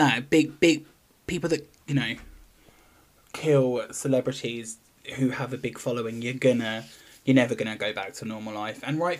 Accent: England, United Kingdom; And I'm from England, and I don't know. I know where I live. Ooh, and London.

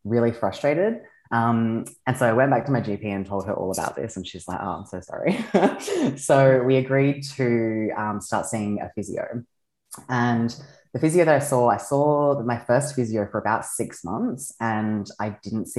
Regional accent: Australia; I am from Australia. I am an aerialist.

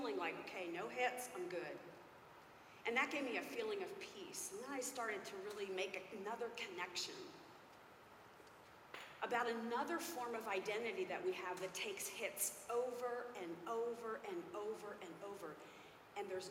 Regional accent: Philadelphia, Pennsylvania, United States; I'm from Pennsylvania, Philadelphia area

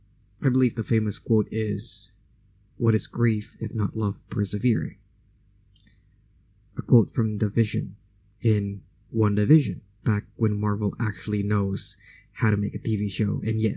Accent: Indonesia; first language Indonesian; English is a second language; it was still in my mother tongue, aka Indonesian language

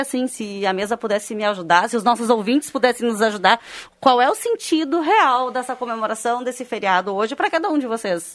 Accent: Barros Cassal, Rio Grande do Sul, Brazil; Eu sou de Barros Cassal, muitas pessoas sabem, e desfilei lá todos os anos

